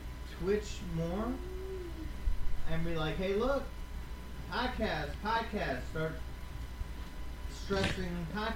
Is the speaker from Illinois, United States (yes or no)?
yes; Washington, Illinois, United States; I'm originally from Washington. If you live in Illinois, you know where that's at.